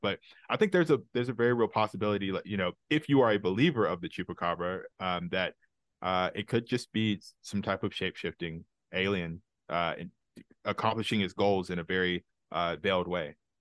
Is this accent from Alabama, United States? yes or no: yes; Alabama, United States; I grew up in Alabama